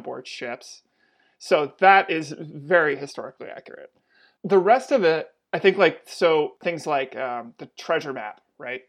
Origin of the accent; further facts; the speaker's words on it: Atlantic Canada, Canada; I'm from Atlantic Canada